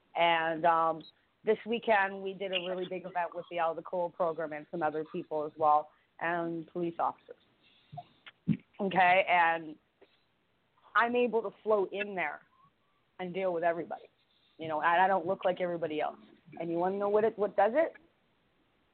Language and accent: English; Canada; I'm from Canada